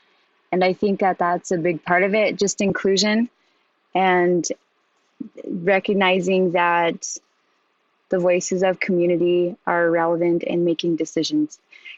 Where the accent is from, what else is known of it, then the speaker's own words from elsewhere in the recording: Rosebud, South Dakota, United States; I knew I was Indigenous. I was Indian. I was from Rosebud.